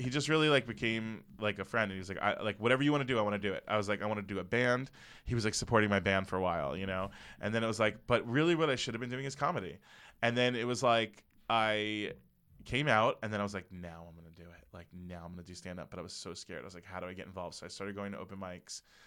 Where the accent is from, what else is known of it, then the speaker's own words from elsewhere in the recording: Parkland, Florida, United States; moved away; the shooting that happened at Marjorie Stoneman Douglas was in my hometown.